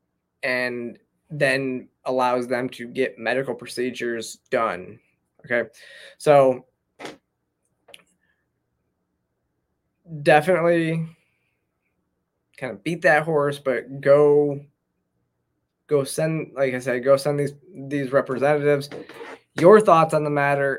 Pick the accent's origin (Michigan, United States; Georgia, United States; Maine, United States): Michigan, United States; moved away; I grew up in Michigan